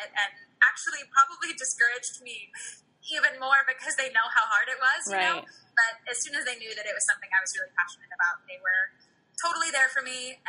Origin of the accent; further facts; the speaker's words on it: around New York City, United States; although I do live in New York City. That's what I say, but I'm kind of all over the place. And I grew up around New York City, so that definitely adds to the feeling of home.